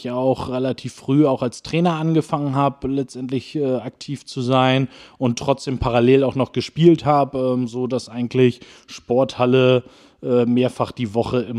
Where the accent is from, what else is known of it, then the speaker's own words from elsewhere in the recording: Schwarzenberg, Saxony, Germany; letztendlich aufgewachsen bin ich immer in Schwarzenberg. Ich bin, glaube ich, achtmal in meinem Leben umgezogen, aber ich habe es nie rausgeschafft aus den Ortsgrenzen